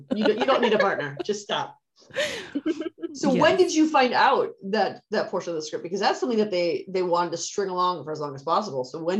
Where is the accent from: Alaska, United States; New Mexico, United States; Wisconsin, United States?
Wisconsin, United States; I'm Wisconsin and she's Pennsylvania, so we're very far north.